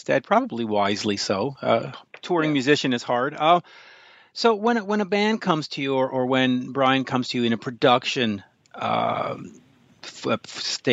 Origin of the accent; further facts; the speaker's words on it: Canada; also born or lived in Montreal; being a Canadian living in Montreal